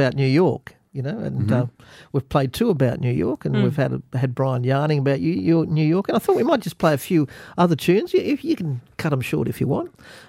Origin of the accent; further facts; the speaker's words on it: Australia; I'm an Australian with an exceptional talent.